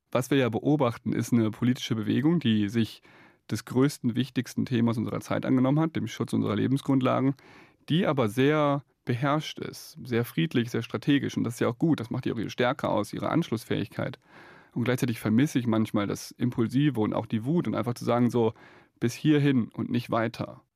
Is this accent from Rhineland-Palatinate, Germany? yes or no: yes; Rhineland-Palatinate, Germany; Ich komme aus der Nähe des Ahrtals, habe da als Kind gespielt.